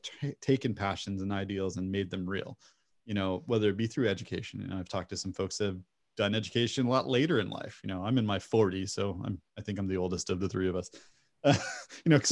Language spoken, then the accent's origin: English; United States; as an American, I also have the juxtaposition of American-based education systems